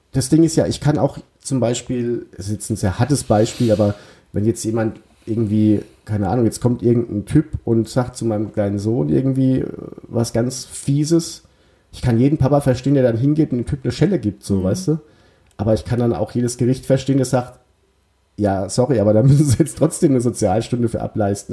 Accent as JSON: {"language": "German", "region": "Bavarian Odenwald", "country": "Germany", "said": "Ich komme auch aus dem Odenwald, aber aus dem bayerischen Odenwald"}